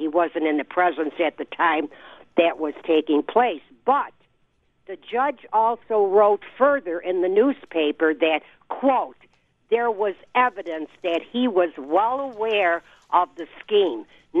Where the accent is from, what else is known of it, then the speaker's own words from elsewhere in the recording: Niagara County, New York, United States; I'm from Niagara County